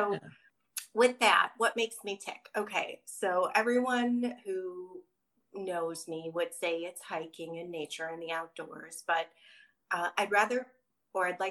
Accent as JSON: {"language": "English", "town": "Chicago", "region": "Illinois", "country": "United States", "tie": "born or raised there", "moved": "as an adult", "lives_now": "San Diego, United States", "said": "I'm a Midwest girl. So Chicago originally until I graduated college. And then I moved to San Diego on a whim"}